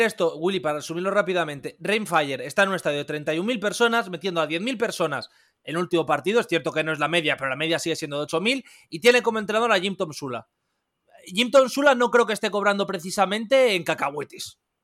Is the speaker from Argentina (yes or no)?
no; Madrid, Community of Madrid, Spain; yo soy de Madrid, yo vivo en Madrid